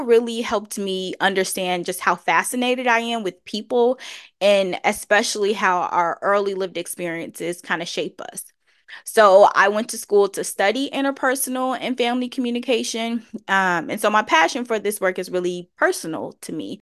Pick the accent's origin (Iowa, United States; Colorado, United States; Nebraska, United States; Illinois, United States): Illinois, United States; Chicago; I was, uh, born and raised on the South Side of Chicago